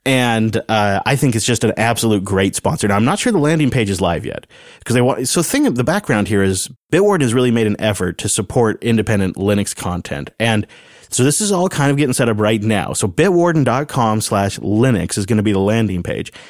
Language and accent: English; Pacific Northwest, United States; we're from the Pacific Northwest, where you don't really have that kind of, like, hanging humidity